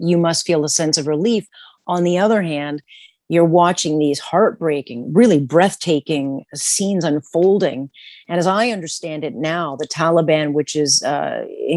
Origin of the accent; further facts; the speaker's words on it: Canada; as a Canadian